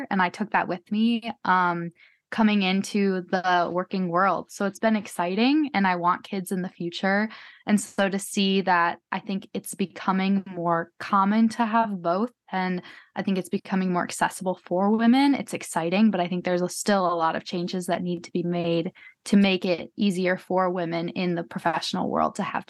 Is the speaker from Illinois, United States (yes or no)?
yes; Chicago, Illinois, United States; moved away as an adult; now in Salt Lake City, United States; I'm an only child. So I grew up in Chicago